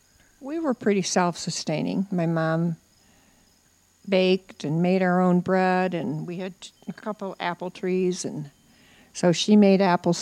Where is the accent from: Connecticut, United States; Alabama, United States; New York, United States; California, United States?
New York, United States; near Heuvelton; moved away; also born or lived in Illinois; I lived in a very small... I didn't even live in a village. I lived in the country.